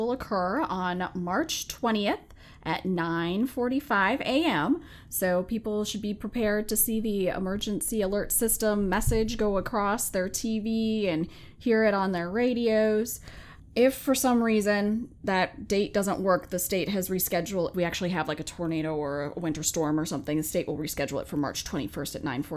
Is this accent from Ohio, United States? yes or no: no; Minnesota, United States; now in James City County, Virginia, United States; I grew up in the Midwest